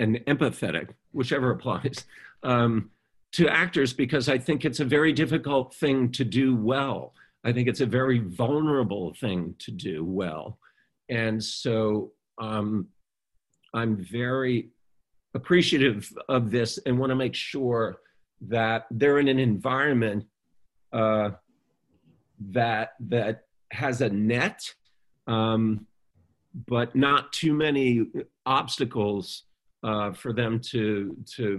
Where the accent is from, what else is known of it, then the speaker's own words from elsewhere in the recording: Baton Rouge, Louisiana, United States; when I was younger and growing up in Baton Rouge and starting to make films